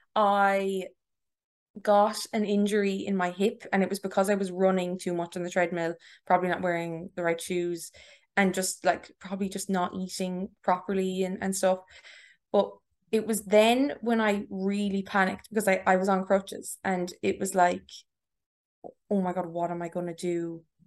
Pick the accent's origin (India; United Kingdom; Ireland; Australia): Ireland; Tipperary, Munster; moved away as an adult; also born or lived in Galway; now in Dublin, Ireland; I am from Tipperary.